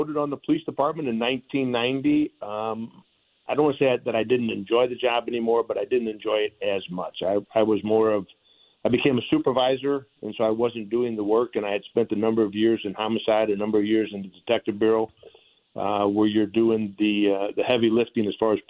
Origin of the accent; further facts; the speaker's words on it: St. Louis, Missouri, United States; also born or lived in Pine Lawn; I grew up in North St. Louis, around Highway 70 in Goodfellow.